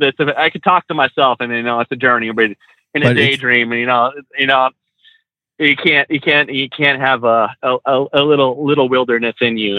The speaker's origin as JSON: {"language": "English", "region": "California", "country": "United States", "lives_now": "Pensacola, United States", "said": "I'm from California, but I live in North Pensacola."}